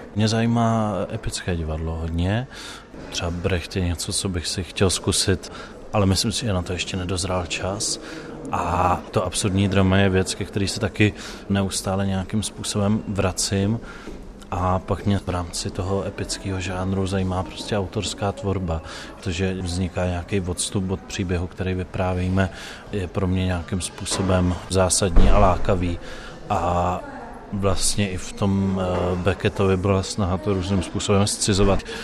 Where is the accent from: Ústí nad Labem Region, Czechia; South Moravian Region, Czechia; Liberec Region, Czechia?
Liberec Region, Czechia; Liberec; já jsem z Liberce, což není maloměsto, ale jsou to sudety a je to z toho města cítit